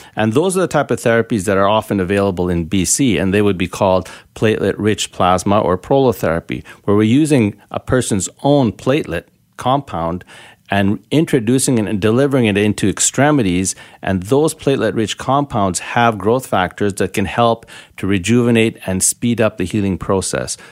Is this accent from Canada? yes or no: yes; Canada; also born or lived in Richmond, British Columbia; being Canadian and being a naturopath, uh, and practicing regenerative medicine here, so in Vancouver or in Richmond